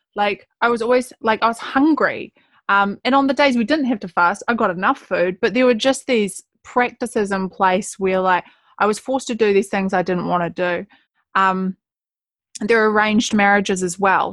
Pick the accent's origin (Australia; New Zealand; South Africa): New Zealand; Gloriavale, West Coast; being a Kiwi girl born and bred West Coaster